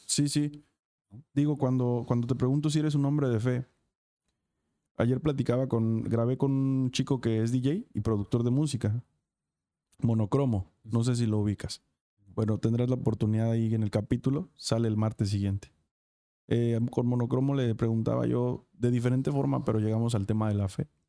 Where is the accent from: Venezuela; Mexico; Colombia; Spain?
Mexico; Acapulco, Guerrero; soy de Acapulco